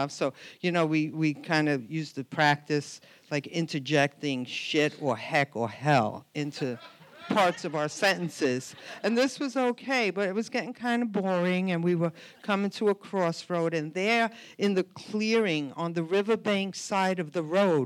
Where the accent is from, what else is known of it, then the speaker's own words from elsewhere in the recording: New York City, New York, United States; I grew up in Brooklyn